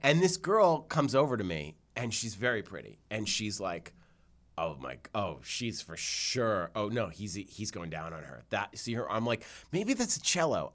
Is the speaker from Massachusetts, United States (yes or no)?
yes; Newton, Massachusetts, United States; I grew up in Newton in Jewish